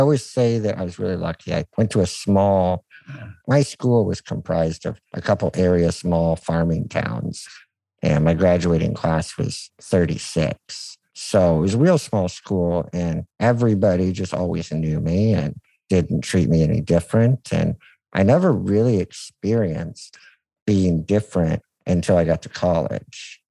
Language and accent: English; United States; being an American